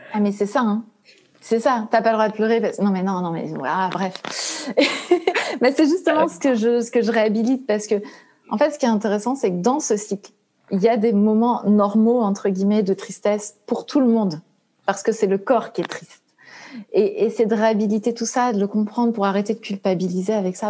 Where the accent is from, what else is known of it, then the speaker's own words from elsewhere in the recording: Brittany, France; moi, je suis bretonne